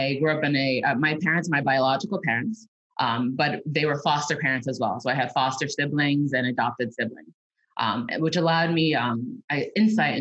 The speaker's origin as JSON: {"language": "English", "town": "New York City", "region": "New York", "country": "United States", "tie": "born or raised there", "said": "I am a New Yorker through and through, born and raised"}